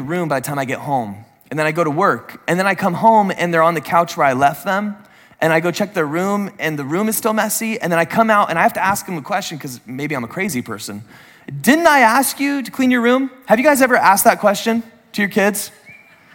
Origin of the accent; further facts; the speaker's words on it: San Diego, California, United States; I grew up in San Diego